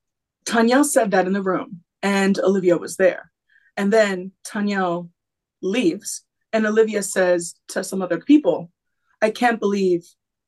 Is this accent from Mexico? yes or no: no; the north of England, United Kingdom; I'm 25. I'm a northerner and I'm a preschool teacher.